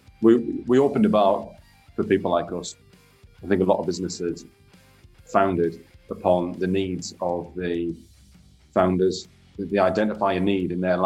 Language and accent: English; Sunderland, North East England, United Kingdom; now in Leeds, United Kingdom; But I'm from Sunderland